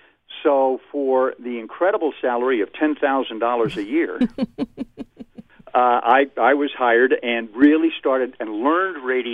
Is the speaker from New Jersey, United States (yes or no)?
no; New York City, New York, United States; moved away as an adult; now in Portland, United States; I came to Portland from New York City because I was a born and bred New Yorker and hated it.